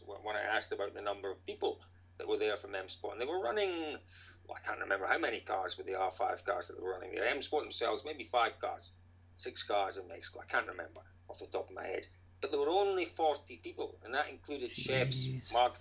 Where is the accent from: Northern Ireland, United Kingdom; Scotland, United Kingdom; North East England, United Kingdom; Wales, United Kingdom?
Scotland, United Kingdom; accent: Scottish; growing up in Scotland